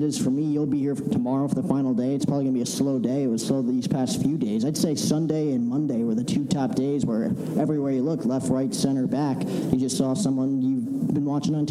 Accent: New York area, United States; I'm from the New York area.

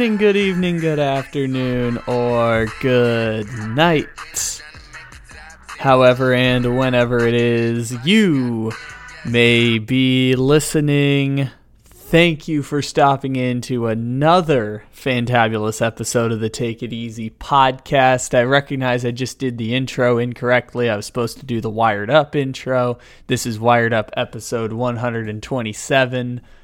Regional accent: San Diego, California, United States; moved away; born and raised in San Diego, grew up with the San Diego sports curse

